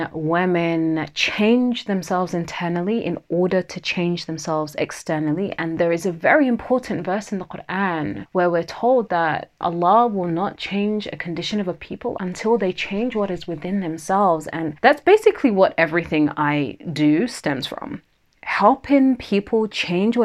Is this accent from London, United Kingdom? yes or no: yes; London, United Kingdom; accent: Southeast London twang; I'm from Southeast London, as in that's where, you know, I was raised, not born. So that might mean that my Southeast London twang might come out once in a while